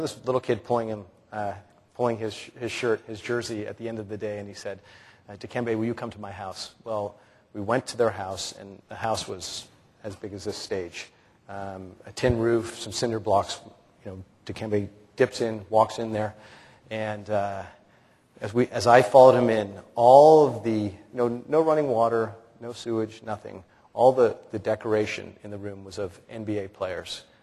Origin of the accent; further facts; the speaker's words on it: Canada; Well, as I said before, I mean, for me, uh, being Canadian, and I think probably the proudest moment for me was my first year at the Grey Cup.